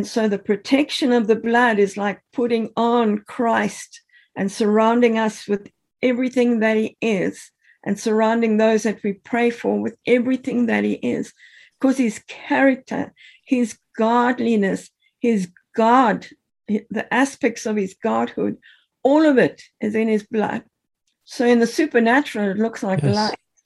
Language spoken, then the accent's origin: English; Zimbabwe; moved away; I grew up in Rhodesia, which is now Zimbabwe